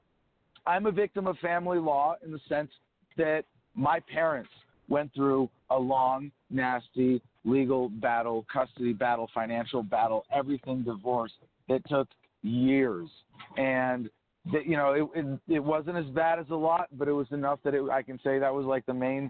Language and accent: English; California, United States; I was born and raised mostly in California